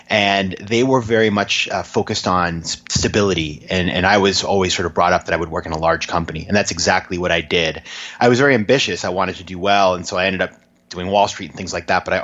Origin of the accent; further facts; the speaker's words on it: Maine, United States; a small town in Maine, about 20,000 people